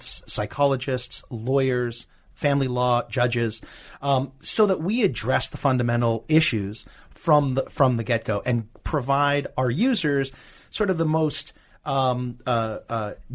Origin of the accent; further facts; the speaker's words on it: Canada; now in California, United States; I'm Canadian